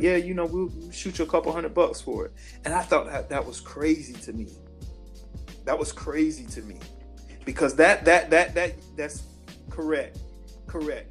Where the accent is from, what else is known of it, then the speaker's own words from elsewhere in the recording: Sanford, United States; I grew up in Sanford.